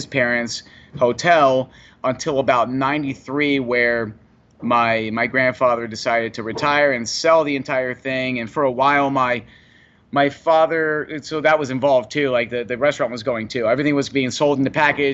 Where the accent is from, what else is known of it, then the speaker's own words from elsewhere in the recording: Key West, Florida, United States; also born or lived in Freehold, New Jersey / East Brunswick, New Jersey / Keansburg, New Jersey; I'm born in Jersey, but I grew up in Florida. I grew up in Key West